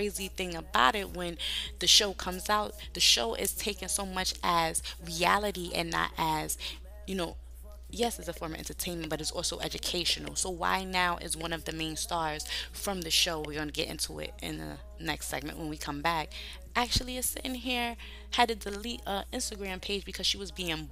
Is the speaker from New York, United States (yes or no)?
yes; New York, United States; I'm from New York. In New York is a diverse people.